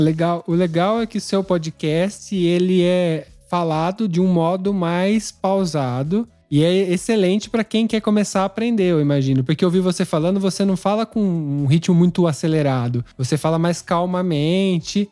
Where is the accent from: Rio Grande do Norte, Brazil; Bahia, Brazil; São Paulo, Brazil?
São Paulo, Brazil; moved away as an adult; now in Italy; a gente nasceu em São Paulo